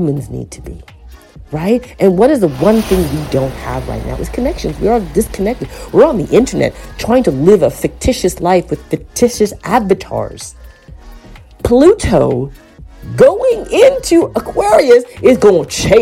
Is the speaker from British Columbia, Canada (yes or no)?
no; Toronto, Ontario, Canada; as a Torontonian Scarborough child